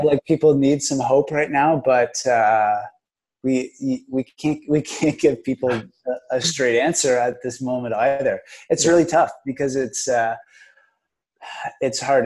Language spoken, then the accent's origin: English; Kingston, Ontario, Canada; I'm from Kingston